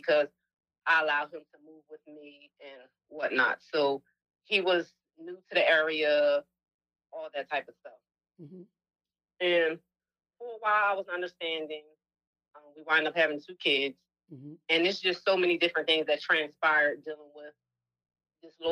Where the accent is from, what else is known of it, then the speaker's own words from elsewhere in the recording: New Jersey, United States; now in Atlanta, United States; I'm originally from New Jersey, but I've been in Atlanta for 10 years.